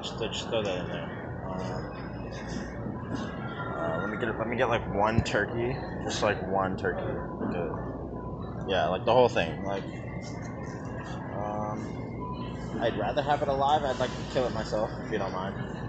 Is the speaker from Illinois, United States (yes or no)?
no; New York, United States; I don't look like I'm from New York, do I? People tell me all the time, man, like, hey, you don't look like what you sound like.